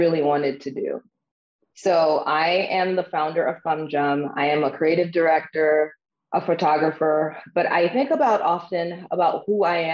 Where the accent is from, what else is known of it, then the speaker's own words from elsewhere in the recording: Haiti; also born or lived in Harlem, New York / Brooklyn, New York; now in Austin, United States; I am originally from Haiti.